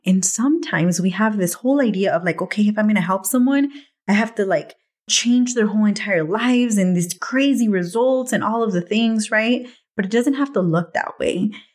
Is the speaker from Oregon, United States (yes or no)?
no; Watsonville, California, United States; moved away; back home in Watsonville, where I grew up, in my hometown